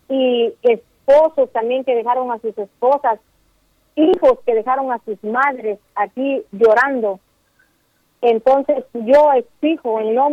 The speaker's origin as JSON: {"language": "Spanish", "country": "Guatemala", "said": "soy de aquí de Guatemala Pineda Lapán."}